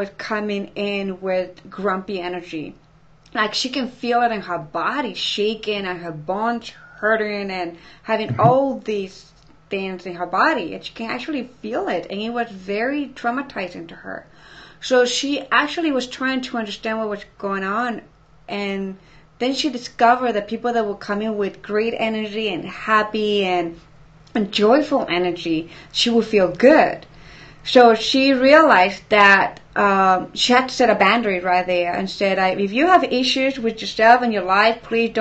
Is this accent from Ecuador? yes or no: yes; Ecuador; moved away; I'm from Ecuador